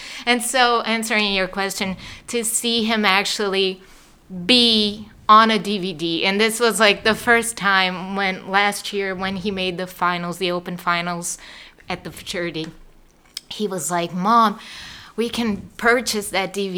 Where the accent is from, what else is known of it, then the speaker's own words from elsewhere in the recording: Salvador, Bahia, Brazil; moved away; I am from the northeast of the country. It's a state called Bahia. And the city is Salvador